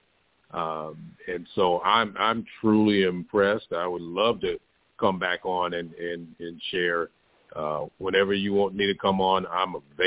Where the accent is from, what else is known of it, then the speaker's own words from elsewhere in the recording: Tyler, Texas, United States; that being my hometown